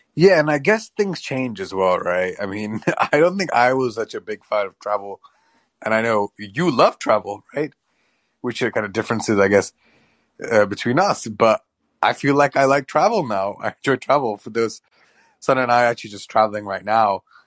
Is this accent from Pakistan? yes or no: yes; Pakistan; I'm Pakistani